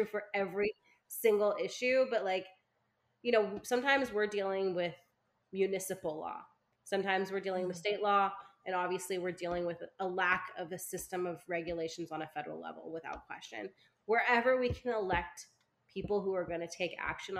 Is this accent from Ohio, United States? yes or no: no; California, United States; I'm a Californian